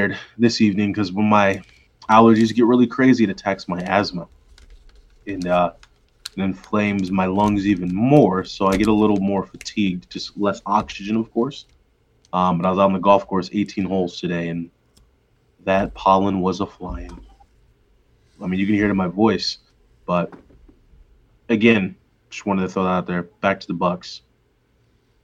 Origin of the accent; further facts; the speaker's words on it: Missouri, United States; I grew up in Missouri